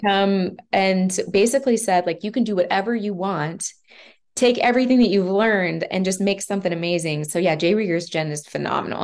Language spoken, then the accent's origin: English; Kansas City, Kansas, United States; also born or lived in Denver / Lawrence, Kansas; I grew up here in Kansas City